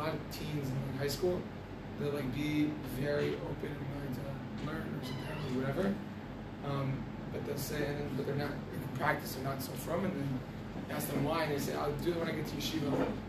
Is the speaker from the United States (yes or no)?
yes; Hollywood, Florida, United States; From Hollywood, Florida.